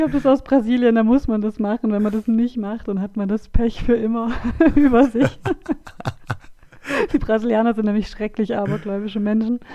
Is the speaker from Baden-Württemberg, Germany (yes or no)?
yes; Swabia, Baden-Württemberg, Germany; accent: Swabian